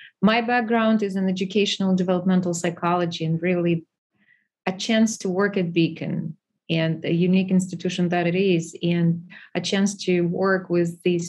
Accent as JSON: {"language": "English", "country": "Ukraine", "moved": "as an adult", "said": "I'm from Ukraine originally. I was educated for doctoral level in Ukraine. As a matter of fact, I got my doctoral degree from Kharkiv National University"}